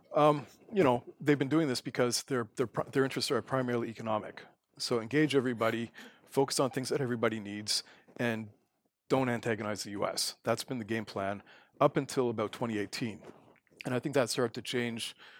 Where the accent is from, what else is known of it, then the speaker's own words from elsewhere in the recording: Canada; moved away as an adult; also born or lived in South Korea / Taiwan; now in Abu Dhabi, United Arab Emirates; I'm from Canada